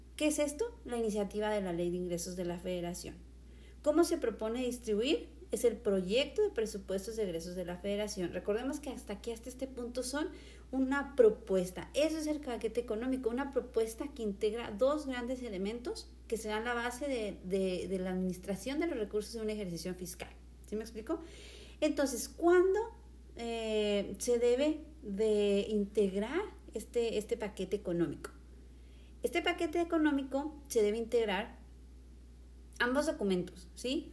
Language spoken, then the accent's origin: Spanish; Mexico; nosotros como mexicanos